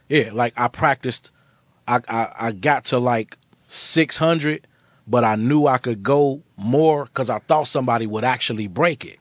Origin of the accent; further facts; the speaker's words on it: Chicago, Illinois, United States; I'm from Chicago.